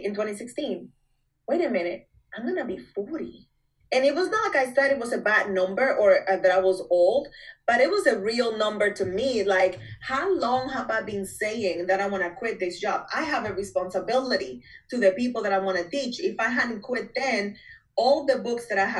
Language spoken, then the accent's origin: English; Dominican Republic; moved away as an adult; I am from Dominican Republic.